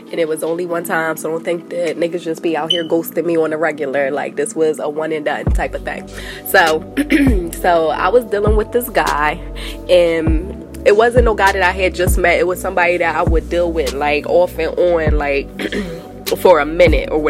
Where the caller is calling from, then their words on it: Delaware, United States; I'm calling from Delaware.